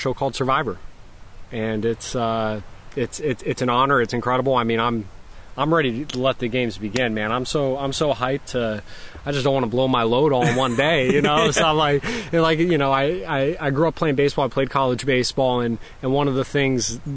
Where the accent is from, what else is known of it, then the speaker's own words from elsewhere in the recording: Florida Keys, United States; now in New York, United States; I grew up in the Florida Keys